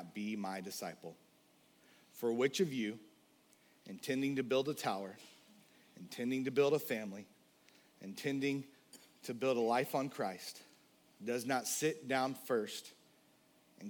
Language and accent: English; the South, United States; I was born in the South